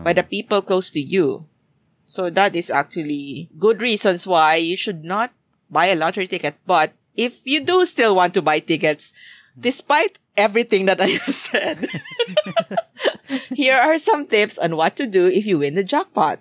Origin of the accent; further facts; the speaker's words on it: Philippines; moved away; what I kind of remember from back in my hometown.